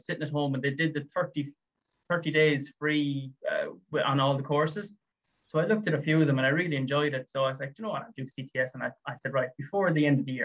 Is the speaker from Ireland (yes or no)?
yes; Limerick, Munster, Ireland; also born or lived in United Kingdom; I'm from Limerick